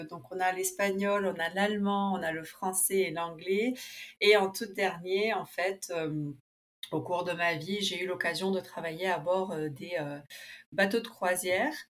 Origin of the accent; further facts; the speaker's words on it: Buenos Aires, Argentina; j'ai 35 ans, donc je suis née en Argentine à Buenos Aires, d'un papa argentin et d'une maman allemande prof d'allemand. Donc en fait, je me suis, j'ai toujours été scolarisée dans une école germano-argentine, puis ensuite franco-allemande.